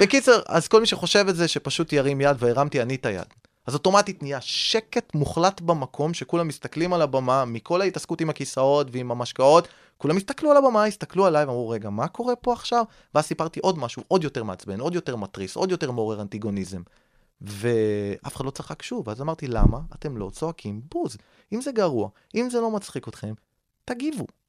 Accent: Rishon LeZion, Central District, Israel; אני גדלתי בראשון לציון

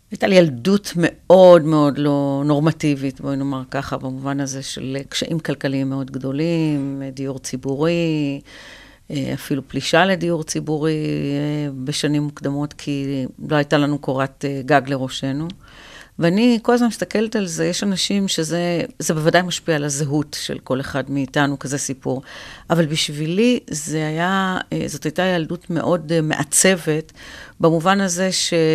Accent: Afula, Northern District, Israel; also born or lived in Ramla; אה, ברמלה, ועברתי בתום כיתה א' לעפולה.

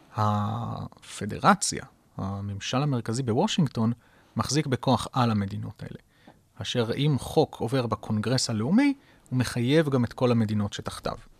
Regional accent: Israel; לנו כישראלים

